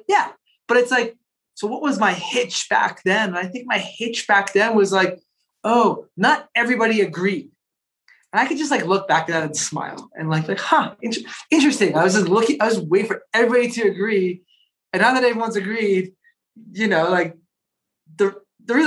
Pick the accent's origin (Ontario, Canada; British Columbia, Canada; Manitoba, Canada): Ontario, Canada; Toronto; also born or lived in Paris / Buenos Aires; now in Colorado, United States; I grew up in Toronto